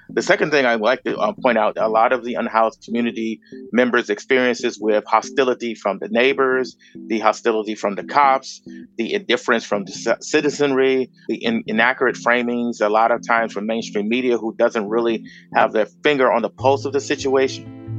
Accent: Chicago, Illinois, United States; moved away as an adult; also born or lived in Grand Rapids, Michigan; now in Los Angeles, United States; I was born and raised in Chicago.

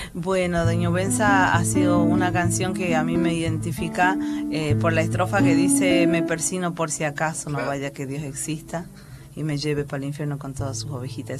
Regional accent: Angastaco, Salta, Argentina; moved away; yo soy de los valles calchaquíes de Salta, eh, en un pueblito que se llama Angastaco

